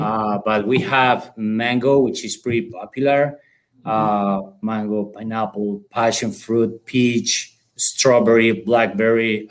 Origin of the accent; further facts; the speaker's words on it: Colombia; accent: South American; moved away as an adult; now in United States; I'm from Colombia. Um, okay. So uh, I came here in 2015 in order to work with this company